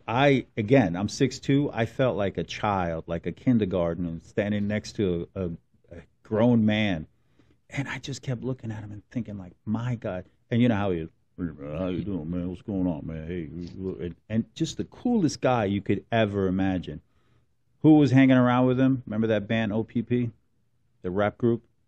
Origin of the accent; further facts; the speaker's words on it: Newark, New Jersey, United States; I grew up in Newark